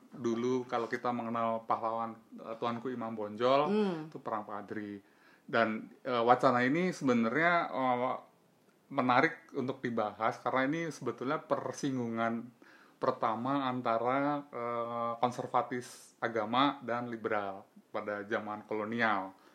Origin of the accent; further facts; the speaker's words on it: Java, Indonesia; also born or lived in Banten / Surabaya; gue sendiri sebagai orang Jawa